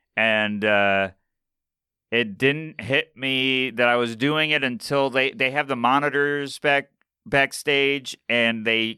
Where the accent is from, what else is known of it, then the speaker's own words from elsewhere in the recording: Syracuse, New York, United States; now in New York City, United States; I'm from Syracuse, New York, which is upstate New York, center of the state. It's 2 hours from everywhere. I grew up there, started there, moved to New York City around 2017.